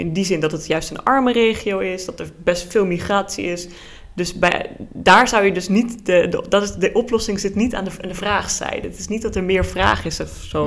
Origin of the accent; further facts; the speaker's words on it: Luxembourg; moved away as an adult; also born or lived in Netherlands; now in Groningen, Netherlands; mijn ouders komen oorspronkelijk uit Nederland, maar ik ben in Luxemburg geboren en eh, woon dus nu voor het eerst in Nederland